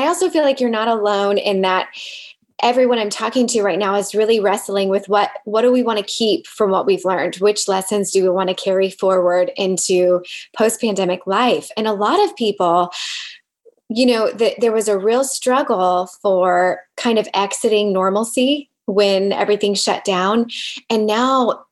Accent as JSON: {"language": "English", "region": "Southern Indiana", "country": "United States", "tie": "born or raised there", "said": "I was raised in Southern Indiana"}